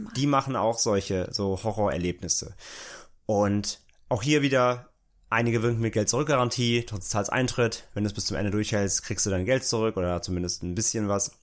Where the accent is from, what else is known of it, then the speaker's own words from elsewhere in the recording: near Bottrop-Kirchhellen, North Rhine-Westphalia, Germany; der Nähe da, wo ich aufgewachsen bin